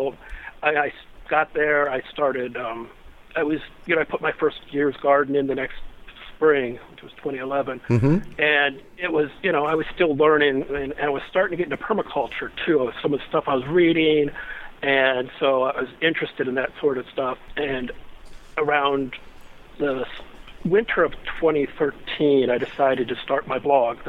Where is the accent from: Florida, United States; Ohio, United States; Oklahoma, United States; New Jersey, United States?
Ohio, United States; Akron; now in Kent, United States; I grew up in the Akron, Ohio area, south of Cleveland, on 4.5 acres